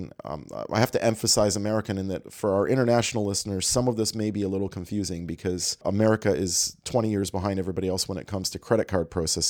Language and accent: English; Canada; And what I guess my first reaction as an international traveler and as a Canadian is you're still using magstripes in your restaurant